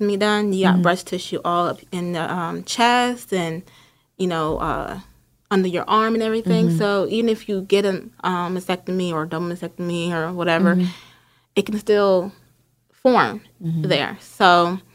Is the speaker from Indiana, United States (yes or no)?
no; Linden, New Jersey, United States; moved away as an adult; also born or lived in Summit, New Jersey / Newark, New Jersey; I grew up in Linden